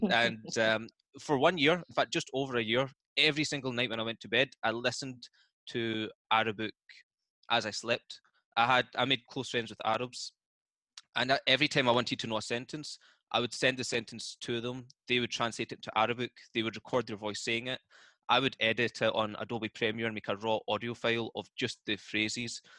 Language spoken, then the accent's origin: English; Scotland, United Kingdom; accent: Scottish; No, I'm from Scotland